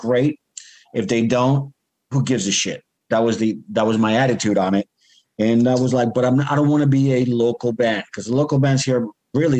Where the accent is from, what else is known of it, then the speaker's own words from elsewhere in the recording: United States; also born or lived in New Jersey; now in Georgia, United States; I'm from New York and New Jersey